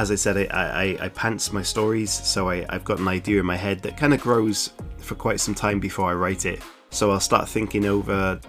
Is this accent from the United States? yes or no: no; South Wales, United Kingdom; I am from South Wales, which is in the United Kingdom, and I am right next to the sea